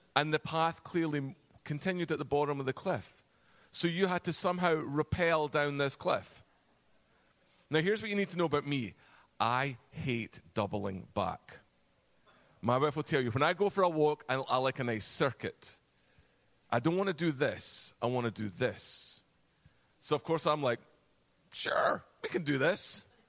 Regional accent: Virginia, United States; accent: Virginia; moved away as an adult; now in Connecticut, United States; We moved actually from Virginia with my Virginia accent

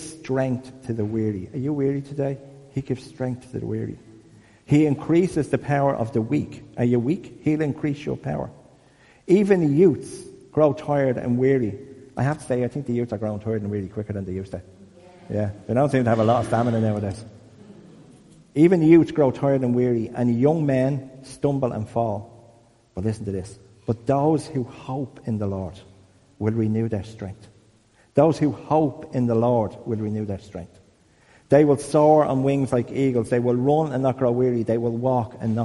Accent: Dublin, Leinster, Ireland; I'm from Crumlin

